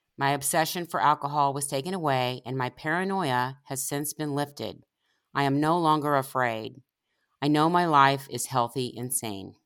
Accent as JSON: {"language": "English", "town": "Independence", "region": "Missouri", "country": "United States", "tie": "born or raised there", "said": "in the town where I grew up in Independence, Missouri"}